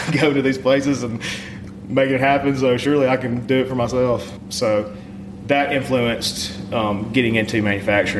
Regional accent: Pontotoc, Mississippi, United States; now in Oxford, United States; I grew up in Pontotoc, Mississippi. I live in Oxford now.

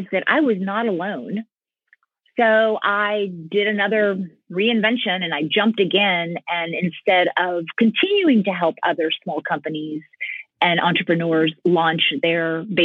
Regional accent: United States; also born or lived in San Francisco, California; I'm a first generation American. My parents came over from Cuba in 1962. So I grew up where inside the house it was Little Havana, and outside the house it was the United States of America.

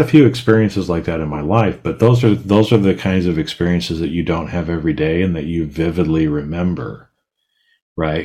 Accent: Boise, Idaho, United States; I grew up in Boise, so it's not like there's a bunch of water there

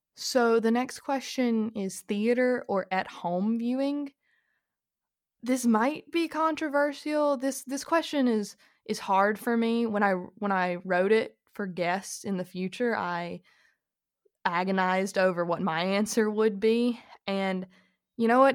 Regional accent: Georgia, United States; I am from Georgia

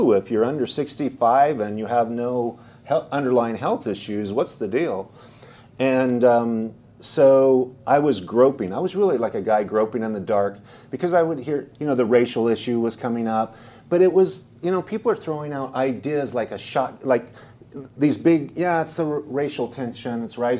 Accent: Idaho, United States; I came from Idaho. It's a red state. I lived in the eastern Idaho, which is the most red conservative.

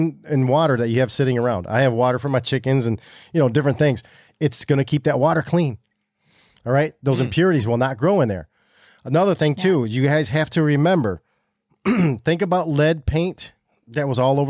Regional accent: Michigan, United States; Now we're Michiganiacs

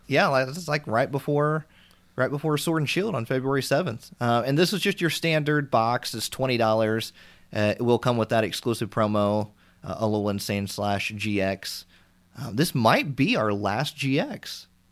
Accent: Indiana, United States; I'm from Indiana, so we have a store called Meijer in our area as well

